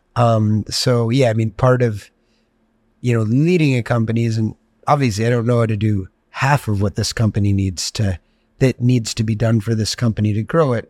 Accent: Greenwich, Connecticut, United States; growing up in Greenwich, Connecticut

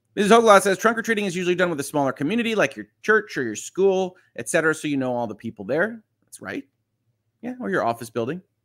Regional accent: just outside Chicago, Illinois, United States; I was born, just outside Chicago.

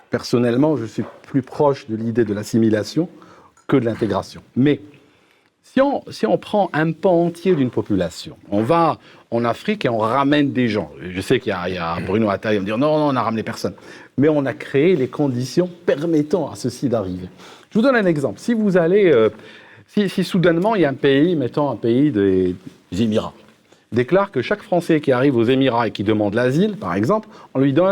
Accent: United Kingdom; French is a second language; moi, je viens du Royaume-Uni, je suis assez royaliste.

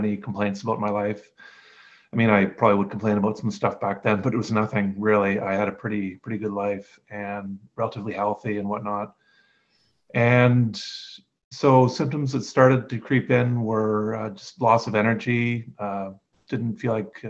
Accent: Canada; I'm Canadian and I'm 49 now

